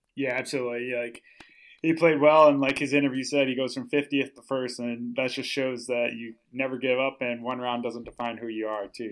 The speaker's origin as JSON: {"language": "English", "region": "Minnesota", "country": "United States", "moved": "yes", "said": "I'm, I'm from Minnesota, so, like, that's where I used to live"}